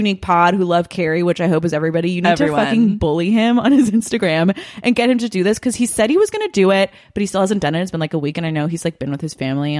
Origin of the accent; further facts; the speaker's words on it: Los Angeles, California, United States; So I'm a LA native baby. And my parents live in the Valley. I was born and raised in Sherman Oaks